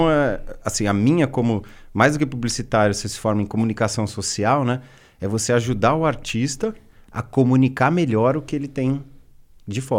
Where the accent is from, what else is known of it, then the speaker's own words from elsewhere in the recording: Brazil; Assim, a gente é brasileiro, já...